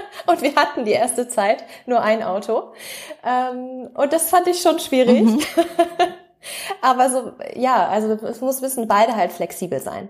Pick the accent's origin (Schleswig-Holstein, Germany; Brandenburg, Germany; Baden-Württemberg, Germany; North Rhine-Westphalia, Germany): Schleswig-Holstein, Germany; North Frisia; moved away as an adult; also born or lived in Flensburg; now in Denmark; wir kommen aus der ähm, aus der Nordseeregion, Nordfriesland, also direkt andere Seite. Es ist eigentlich nur die, Grenze, die dänische Grenze entlangfahren von der Ostsee einmal rüber zur Nordsee. Dort kommen wir gebürtig her